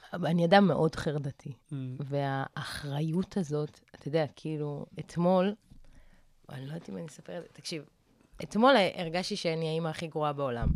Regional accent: Arad, Southern District, Israel; אני במקור מערד

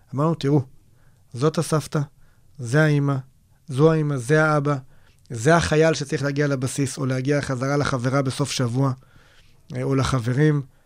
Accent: Israel; also born or lived in Nir Banim, near Kiryat Gat; בבסיס שלנו, אנחנו ישראלים

